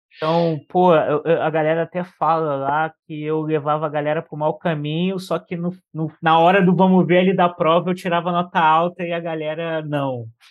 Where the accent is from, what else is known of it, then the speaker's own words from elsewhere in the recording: Rio de Janeiro, Brazil; moved away as an adult; now in São Paulo, Brazil; Tenho 34 anos, sou do Rio, né? Sou natural do Rio de Janeiro, carioca pô, já moro aqui no, em São Paulo já tem oito anos